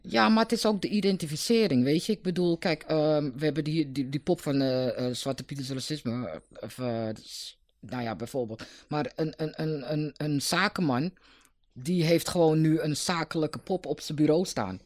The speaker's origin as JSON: {"language": "Dutch", "town": "Amsterdam", "region": "North Holland", "country": "Netherlands", "tie": "born or raised there", "said": "ik ben niet geboren in Noord, maar toen ik een paar dagen oud was, ging ik naar Noord"}